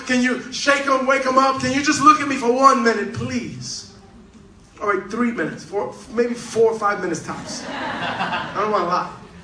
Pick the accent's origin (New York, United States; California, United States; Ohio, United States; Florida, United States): New York, United States; New York City; I'm from Manhattan